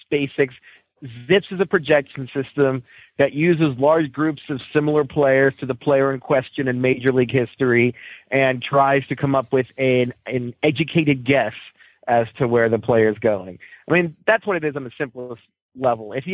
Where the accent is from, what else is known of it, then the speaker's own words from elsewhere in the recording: Towson, Maryland, United States; also born or lived in Baltimore; I'm from Baltimore. Yeah, exactly. I grew up an Orioles fan. I grew up in, I lived in Towson. I went to Towson High. I, I went to, I attended Loyola. Uh, I'm an Orioles fan